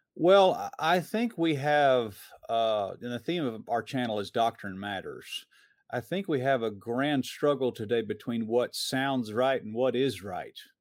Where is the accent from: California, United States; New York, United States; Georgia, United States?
Georgia, United States; Atlanta; I grew up in Metro Atlanta.